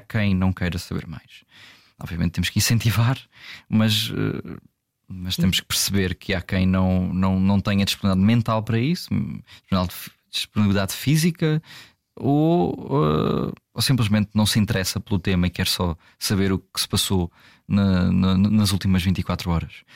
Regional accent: Algarve, Portugal; accent: Algarvian; o meu sotaque pouco, mas uh, algarvio

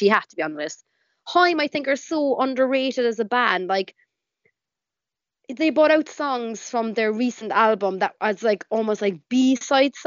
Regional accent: Cork, Munster, Ireland; growing up in Ireland

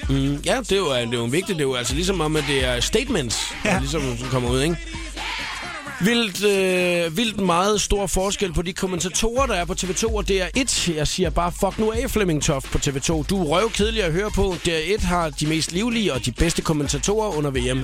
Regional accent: Svendborg, Southern Denmark, Denmark; accent: Funen; now in Copenhagen, Denmark; Jeg har jo haft alle mine ungdomsår i Svendborg, gået på handelsskolen

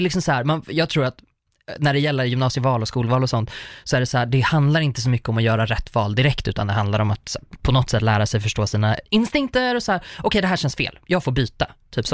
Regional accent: Uppsala, Uppsala County, Sweden; Jag är uppvuxen i Uppsala

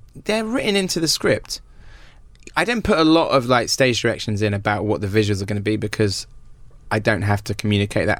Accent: Wells, South West England, United Kingdom; obviously it's my hometown

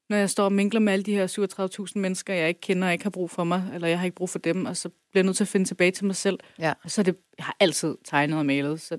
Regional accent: Turkey; now in Denmark; så er jeg kurder, kurder fra Tyrkiet.

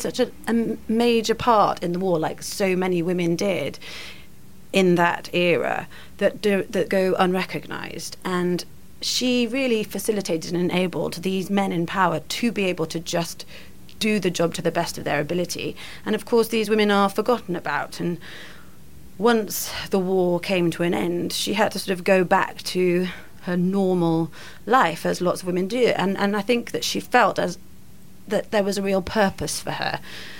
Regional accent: Swansea, Wales, United Kingdom; also born or lived in Carmarthen / Aberystwyth; Well, I was born in Carmarthen and lived for the first 4 years in Aberystwyth, but then moved to Swansea at the age of 4. And my mum is from Surrey, and I was brought up by her. So I've never really had a particularly strong Welsh accent

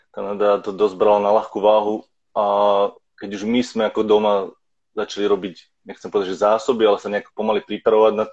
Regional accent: Slovakia; now in Vancouver, Canada

